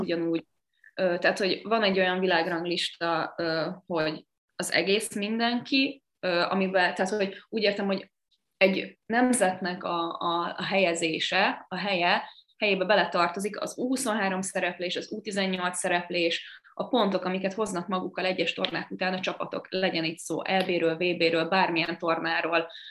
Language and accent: Hungarian; Sopron, Győr-Moson-Sopron, Hungary; nekem ugye Sopron a nevelőegyesületem, ugye én Soproni vagyok